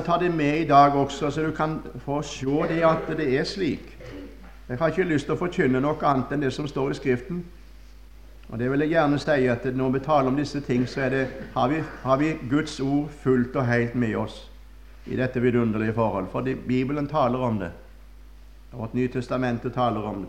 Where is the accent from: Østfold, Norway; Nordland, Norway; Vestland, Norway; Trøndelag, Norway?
Vestland, Norway; Førde; moved away; Da var jeg hjemme i Førde